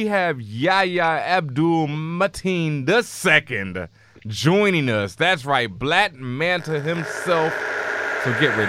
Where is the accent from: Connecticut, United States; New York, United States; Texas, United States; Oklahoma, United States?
Texas, United States; Houston; I'm from Houston myself